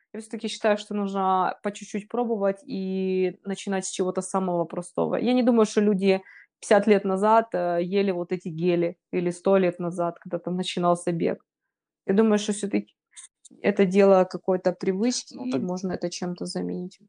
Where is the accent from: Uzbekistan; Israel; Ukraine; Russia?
Ukraine; Kropyvnytskyi, Kirovohrad Oblast; Я ж сама из Крапивницкого, с Кировограда раньше переименовали его уже